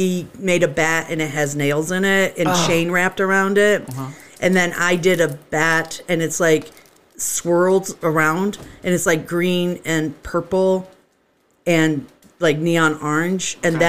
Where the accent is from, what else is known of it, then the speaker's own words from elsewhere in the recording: the South, United States; also born or lived in Massachusetts / Virginia / Louisiana; So I spent the bulk of my childhood in the South. And so when I get around Southern people, I get real